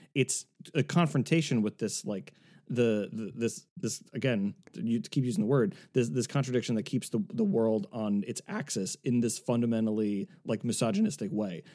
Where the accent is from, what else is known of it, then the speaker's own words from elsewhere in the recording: South Shore of Massachusetts, United States; growing up in the South Shore of Massachusetts